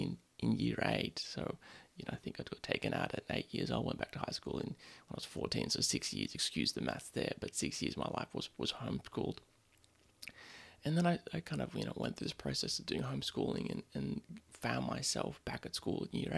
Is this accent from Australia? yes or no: yes; Sydney, New South Wales, Australia; I grew up in Sydney